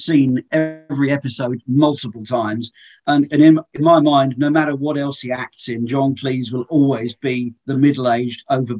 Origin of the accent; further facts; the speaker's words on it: England, United Kingdom; Well, I'm from England originally, as your listeners will probably be able to tell.